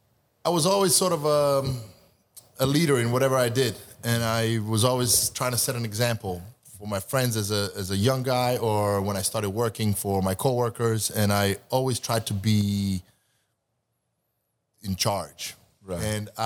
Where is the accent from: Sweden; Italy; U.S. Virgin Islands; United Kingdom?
Sweden; also born or lived in Montenegro / New York; now in California, United States; I'm from Montenegro. Montenegro, but I grew up in Sweden.